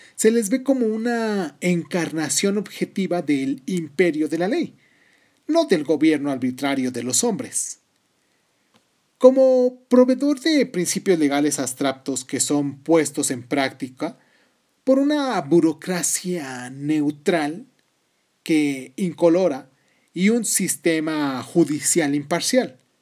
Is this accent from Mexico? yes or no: yes; Mexico; yo soy mexicano porque nací en México